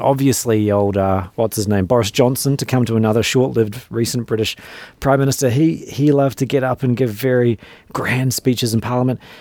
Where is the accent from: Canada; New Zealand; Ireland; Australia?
New Zealand; accent: New Zealand; moved away; I grew up in New Zealand